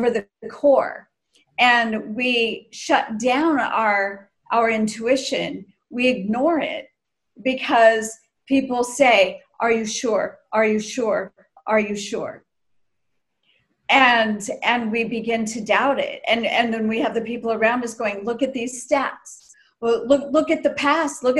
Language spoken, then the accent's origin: English; United States; growing up in the States